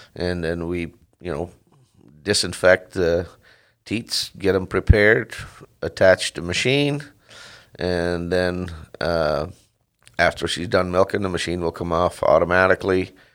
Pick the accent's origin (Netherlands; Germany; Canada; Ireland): Netherlands; moved away as an adult; also born or lived in California / Washington; now in Mesa, Washington, United States; I grew up in Holland. Uh, my family had a, a dairy farm